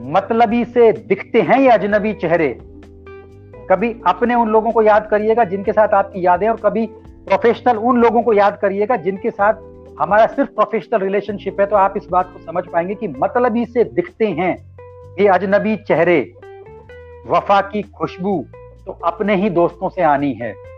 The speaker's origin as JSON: {"language": "Hindi", "town": "Alwar", "region": "Rajasthan", "country": "India", "said": "मैं भी राजस्थान का रहने वाला हूं"}